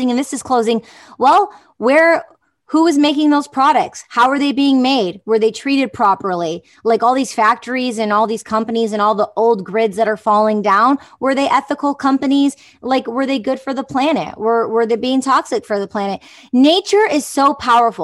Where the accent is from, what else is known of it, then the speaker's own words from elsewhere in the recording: Detroit, Michigan, United States; I grew up in Detroit, the suburbs